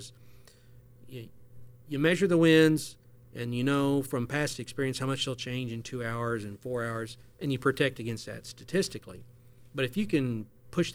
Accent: Oklahoma, United States; moved away as an adult; also born or lived in Amarillo, Texas; now in Houston, United States; I grew up in Oklahoma

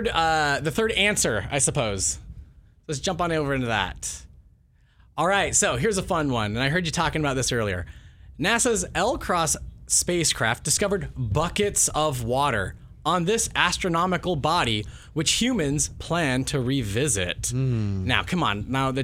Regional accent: Midwest, United States; I'm from the Midwest, so we're big fans of chain restaurants.

